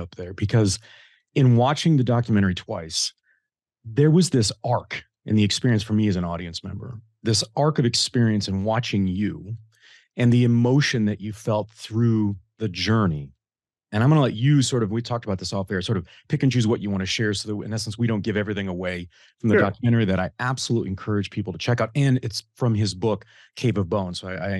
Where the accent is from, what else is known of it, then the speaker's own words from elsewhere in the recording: the North, United States; now in US South; and so I grew up in the North, went to Michigan State. I live in the South now.